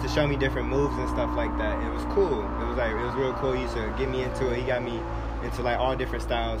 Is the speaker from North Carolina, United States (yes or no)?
yes; Raleigh, North Carolina, United States; Born and raised in Raleigh, North Carolina.